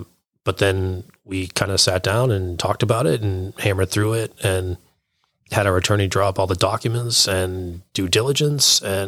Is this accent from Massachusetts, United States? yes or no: yes; Salem, Massachusetts, United States; also born or lived in Texas; now in Beverly, United States; I was born and raised in Salem. Spent some time in the military. I was overseas down in Texas for a little while. And then I ended up right back in Salem. And then just last year, I actually bought a house next town over in Beverly.